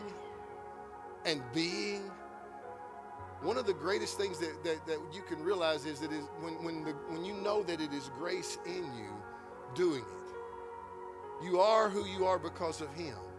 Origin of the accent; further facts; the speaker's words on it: Georgetown, United States; also born or lived in Florence; I grew up in Georgetown. Part of my high school years was in Georgetown